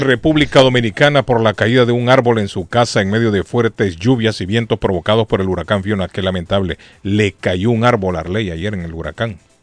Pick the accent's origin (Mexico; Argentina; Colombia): Argentina; moved away; Yo soy argentino, me gusta la Argentina